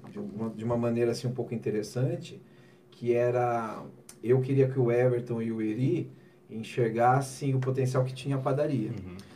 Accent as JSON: {"language": "Portuguese", "town": "Jundiaí", "region": "São Paulo", "country": "Brazil", "said": "eu sou de Jundiaí, né? Eu sou de Jundiaí."}